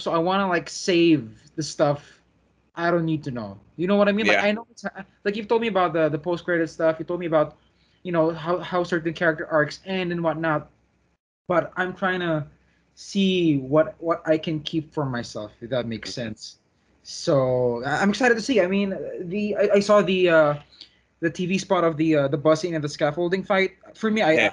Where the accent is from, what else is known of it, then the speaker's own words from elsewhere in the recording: Philippines; as a Filipino